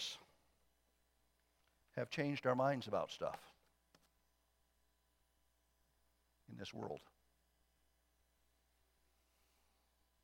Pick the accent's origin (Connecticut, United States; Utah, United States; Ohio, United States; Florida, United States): Ohio, United States; Southern; born or raised there